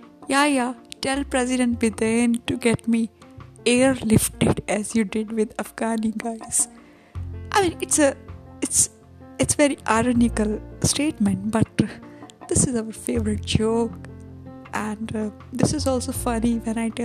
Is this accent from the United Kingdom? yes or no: no; India; I love my India.